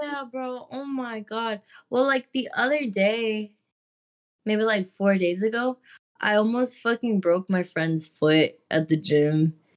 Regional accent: Texas, United States; I'm from Texas, so it's, like, you're just kind of always around country people

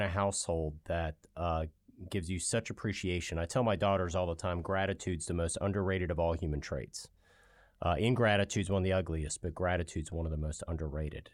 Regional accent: Virginia Beach, Virginia, United States; I grew up in Virginia Beach

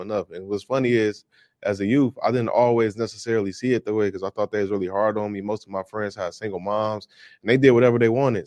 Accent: Chicago, Illinois, United States; I'm from Chicago, Illinois, born and raised

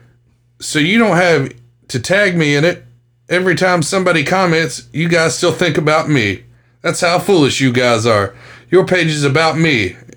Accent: Shady Spring, West Virginia, United States; born or raised there

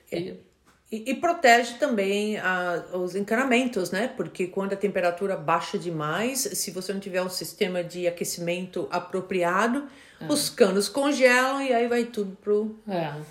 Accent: São Paulo, Brazil; now in United States; Ah, sou paulista, nascido na Moca.

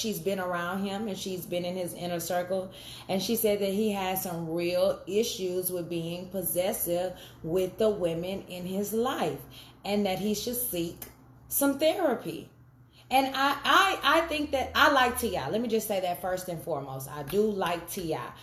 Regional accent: the South, United States; growing up in the South

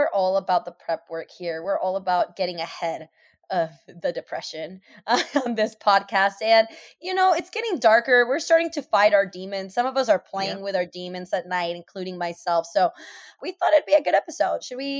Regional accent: Seattle, Washington, United States; born or raised there

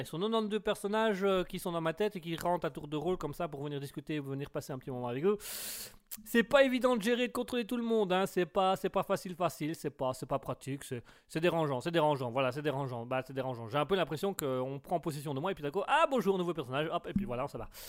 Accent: Belgium; je suis belge

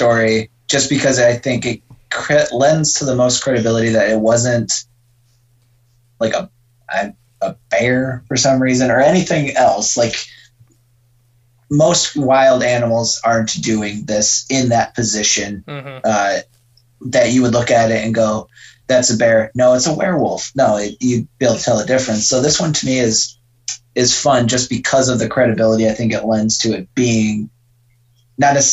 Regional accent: Iowa, United States; growing up in Iowa

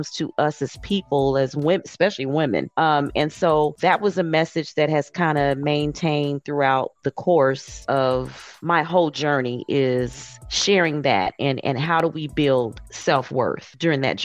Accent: Indiana, United States; now in Atlanta, United States; I'm originally from Indiana, but I reside now in Atlanta.

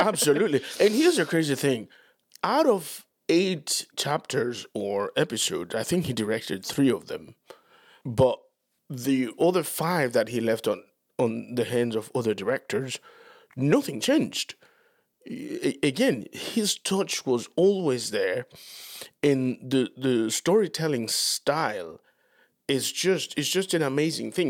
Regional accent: Dominican Republic; moved away; growing up in Latin America

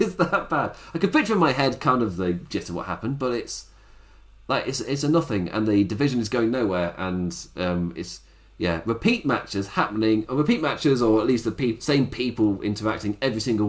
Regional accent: England, United Kingdom; I'm English

